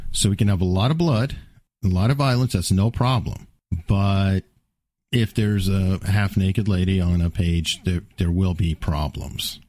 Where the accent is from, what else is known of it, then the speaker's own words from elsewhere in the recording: United States; I'm an American